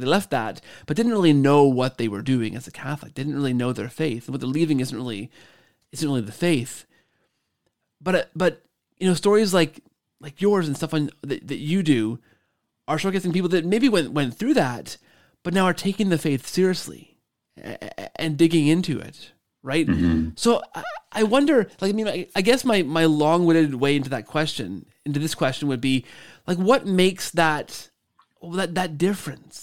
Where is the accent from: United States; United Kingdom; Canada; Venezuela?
Canada; we're both Canadian